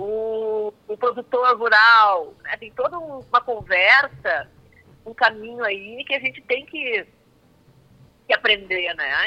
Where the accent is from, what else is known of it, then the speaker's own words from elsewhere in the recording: Passo Fundo, Rio Grande do Sul, Brazil; now in São Paulo, Brazil; eu sou gaúcha de Passo Fundo